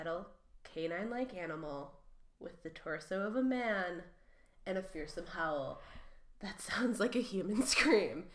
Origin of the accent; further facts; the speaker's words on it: Michigan, United States